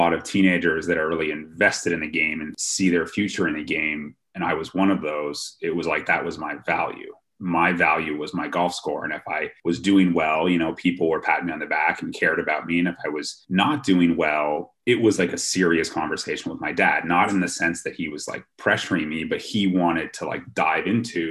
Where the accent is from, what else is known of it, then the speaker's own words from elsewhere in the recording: Ottawa, Ontario, Canada; I grew up in Ottawa, the capital of Canada